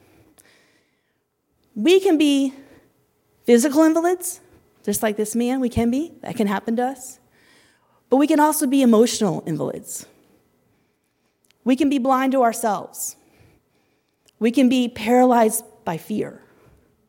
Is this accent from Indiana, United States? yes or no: yes; Indiana, United States; moved away as an adult; now in India; We're from Indiana